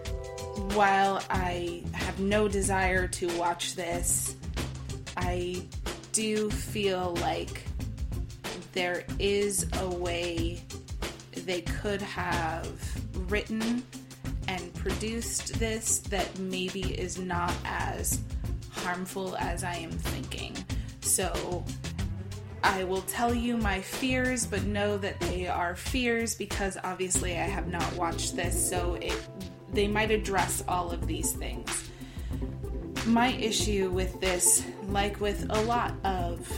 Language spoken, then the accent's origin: English; Iowa, United States; I actually grew up in the Midwest. I grew up in Iowa